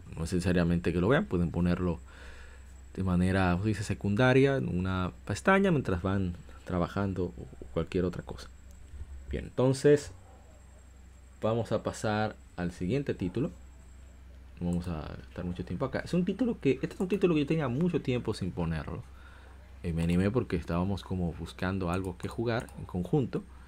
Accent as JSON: {"language": "Spanish", "country": "Dominican Republic", "said": "aquí decimos galletas en mi país, en República Dominicana"}